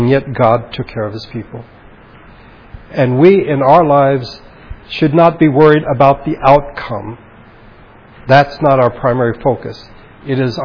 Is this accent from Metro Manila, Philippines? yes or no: no; Baguio, Cordillera Administrative Region, Philippines; moved away; my hometown, of Baguio